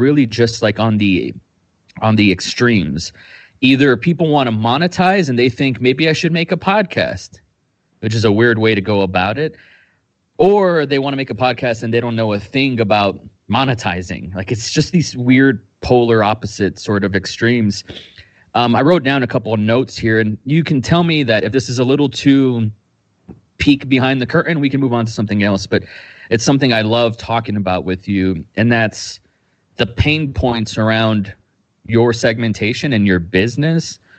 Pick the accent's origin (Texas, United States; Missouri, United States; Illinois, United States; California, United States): Texas, United States; Austin; I'm from Austin, Texas. I'm an indie filmmaker out here on the 512.